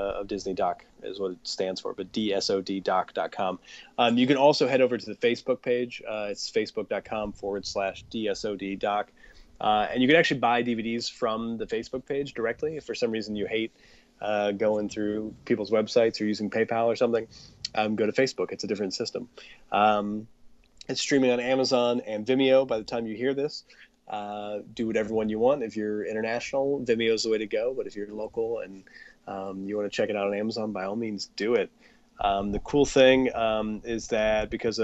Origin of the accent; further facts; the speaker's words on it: Akron, Ohio, United States; moved away; my hometown of Akron, Ohio